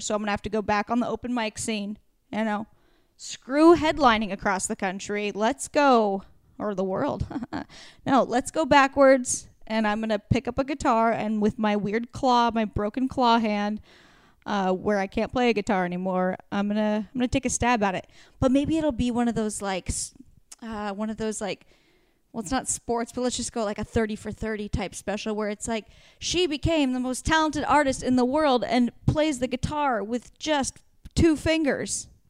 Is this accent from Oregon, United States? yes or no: yes; Warrenton, Oregon, United States; moved away; It's where I grew up in Warrenton